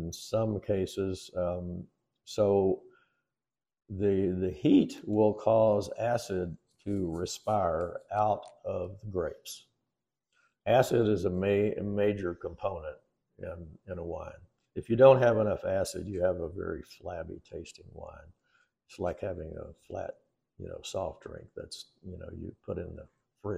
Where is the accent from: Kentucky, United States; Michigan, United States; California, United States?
Kentucky, United States; now in Comfort, Texas, United States; I grew up in Kentucky, in the middle of bourbon country, right smack dab in the middle of it